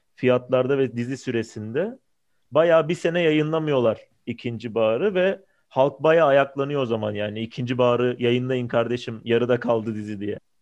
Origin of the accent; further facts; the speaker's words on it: Istanbul, Turkey; baba tarafım Samatyalı. Yani o filmin çekildiği yerde babam da büyümüş, ben de büyüdüm sayılır.